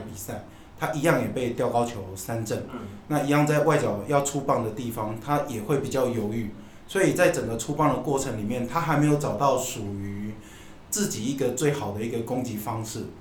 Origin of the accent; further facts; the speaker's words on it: southern Taiwan, Taiwan; 我们小时候在南部，对。所以南部家里有这种翁来